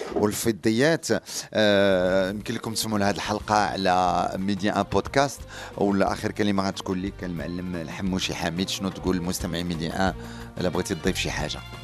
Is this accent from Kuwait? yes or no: no; Morocco; وحنايا كمغاربه